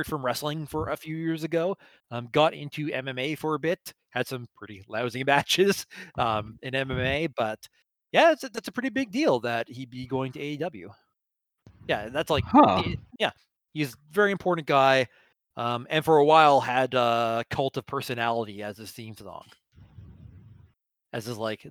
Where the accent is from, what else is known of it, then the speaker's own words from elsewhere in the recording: Canada; as a Canadian